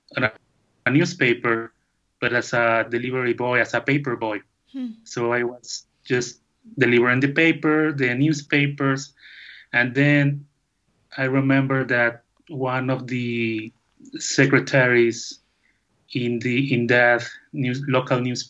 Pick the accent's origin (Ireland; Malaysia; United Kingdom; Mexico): Mexico; León, Guanajuato; English is a second language; now in Jocotepec, Mexico; I born in León, Guanajuato, the capital of shoemaking in Mexico